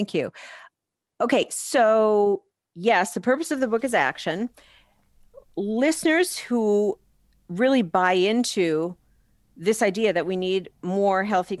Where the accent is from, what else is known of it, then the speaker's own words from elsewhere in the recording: Wisconsin, United States; I founded a campaign in my home state of Wisconsin with a fellow CEO in Wisconsin back in 2017.